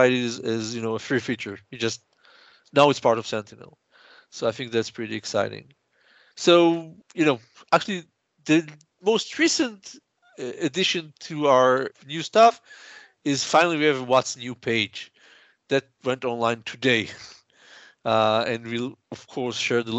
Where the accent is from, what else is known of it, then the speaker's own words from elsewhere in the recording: Israel; I'm from Israel.